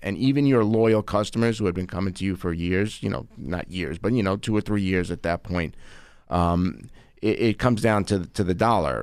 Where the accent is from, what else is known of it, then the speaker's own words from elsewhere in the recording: Long Island, New York, United States; I'm an attorney from Long Island